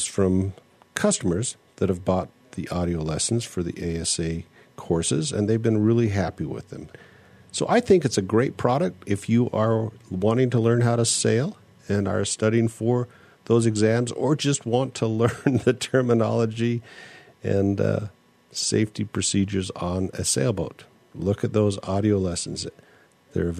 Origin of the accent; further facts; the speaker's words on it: United States; I'm American and I'm monolinguistic